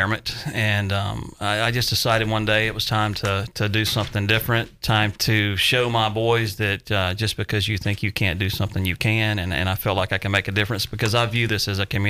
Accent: South Carolina, United States; moved away as an adult; now in Sumner County, Tennessee, United States; Born and raised in South Carolina, moved to Tennessee when I got out of college back in 92

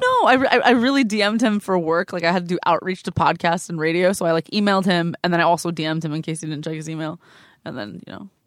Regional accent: Glendale, California, United States; From Glendale, California.

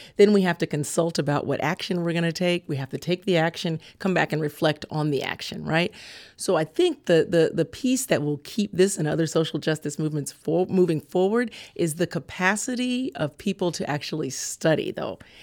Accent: California, United States; I grew up in California.

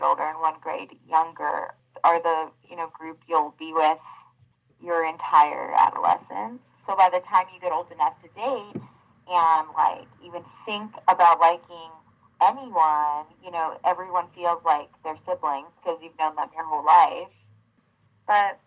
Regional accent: Big Bear, California, United States; when I was growing up there

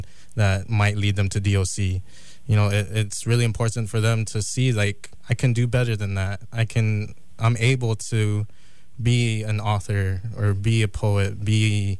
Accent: Guam; moved away; I'm Chamorro. We're from Guam.

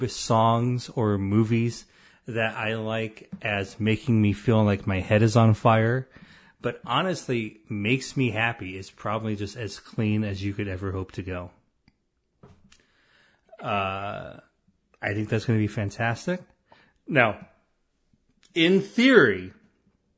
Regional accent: Illinois, United States; moved away as an adult; also born or lived in Springfield, Illinois / Minneapolis, Minnesota; when I was from Illinois

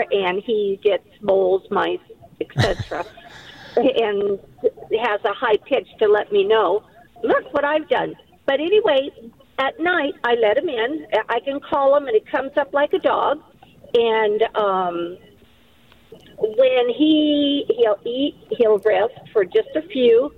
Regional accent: Oregon, United States; I'm actually from Oregon

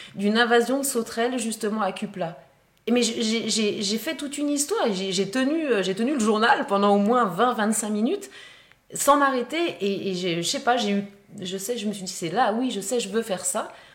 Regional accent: Haute-Savoie, Auvergne-Rhône-Alpes, France; je viens de Haute-Savoie

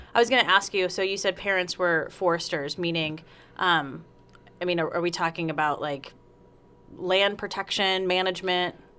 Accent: South Carolina, United States; moved away; also born or lived in Las Vegas, Nevada / Medford, Oregon; I'm from South Carolina, so moving out to the West Coast, I lived in Vegas for a while

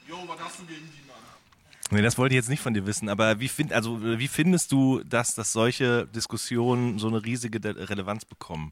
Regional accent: Hagen, North Rhine-Westphalia, Germany; now in Berlin, Germany; ich komme ja aus dem, aus dem Ruhrgebiet oder quasi an, aus der, an der Grenze zum Ruhrgebiet bin ich geboren worden in Hagen

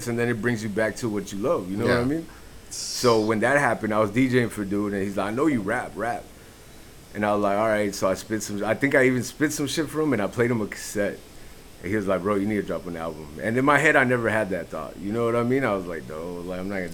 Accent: the Valley, Texas, United States; I'm from the Valley

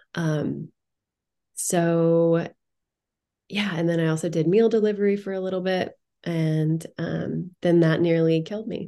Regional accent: Indiana, United States; moved away; I grew up in Indiana

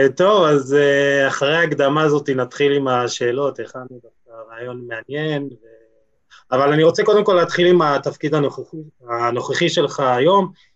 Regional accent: Jerusalem, Jerusalem District, Israel; בתור ירושלמי

